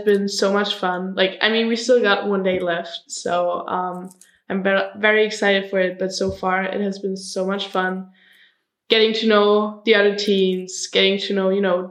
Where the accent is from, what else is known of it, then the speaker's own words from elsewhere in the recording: Germany; I'm from Germany, and I'm 18 years old.